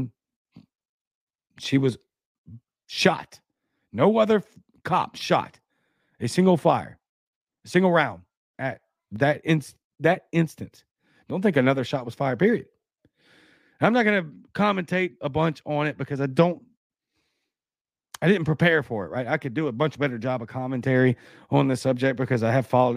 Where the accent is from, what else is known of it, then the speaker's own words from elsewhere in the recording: Baton Rouge, Louisiana, United States; now in Mississippi, United States; I'm from Baton Rouge